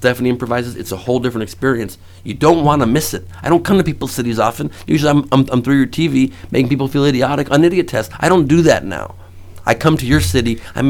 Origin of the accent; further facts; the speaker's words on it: Los Angeles, California, United States; also born or lived in West Side, Los Angeles / San Diego; I'm originally from the valley. I was born in the valley.